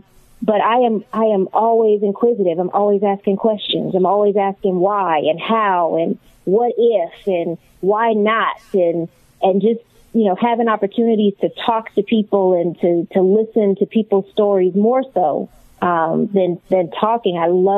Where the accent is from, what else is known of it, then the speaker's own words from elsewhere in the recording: Mount Pleasant, South Carolina, United States; I am actually from Mount Pleasant, South Carolina, across the bridge from Charleston, South Carolina.